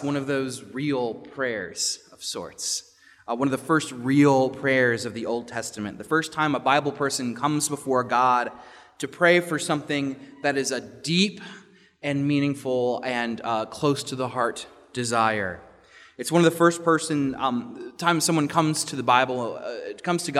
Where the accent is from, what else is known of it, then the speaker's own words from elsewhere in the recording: Richmond, Virginia, United States; The governor's school where I grew up in Virginia, in Richmond